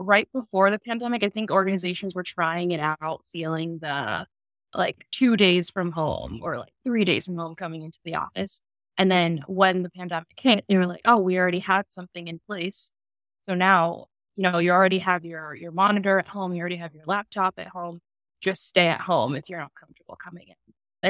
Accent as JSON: {"language": "English", "town": "New York City", "region": "New York", "country": "United States", "moved": "yes", "lives_now": "Atlanta, United States", "said": "I currently am a project manager for a healthcare finance organization. I'm originally from New York City, and I live in Atlanta, Georgia."}